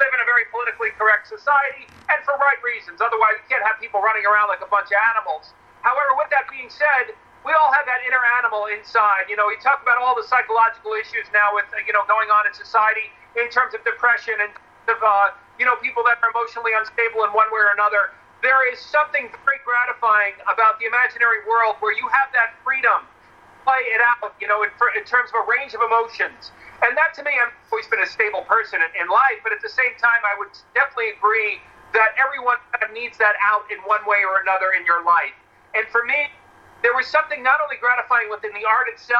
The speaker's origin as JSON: {"language": "English", "town": "New York City", "region": "New York", "country": "United States", "moved": "yes", "lives_now": "Los Angeles, United States", "said": "as a New Yorker"}